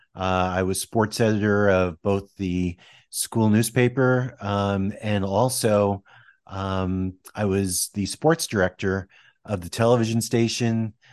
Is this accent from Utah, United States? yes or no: no; Westwood, New Jersey, United States; I grew up in Westwood, New Jersey